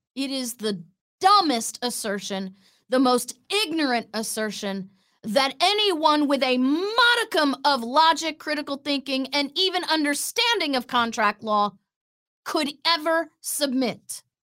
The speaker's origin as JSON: {"language": "English", "region": "Florida", "country": "United States", "tie": "born or raised there", "said": "a satellite office in my hometown"}